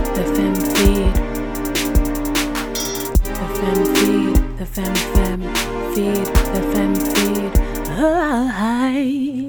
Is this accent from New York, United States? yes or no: yes; Bronx, New York, United States; So, how I met Myesha was like way back in middle school. I came from the Bronx.